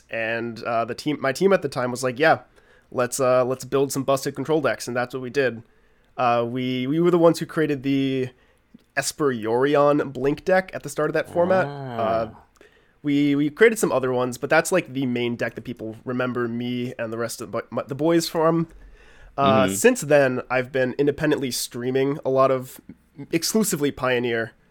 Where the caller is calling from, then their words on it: New England, United States; and I am coming from New England.